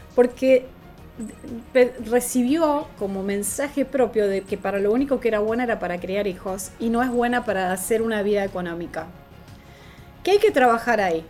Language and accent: Spanish; Argentina; en dólares era mucho más caro que en mi país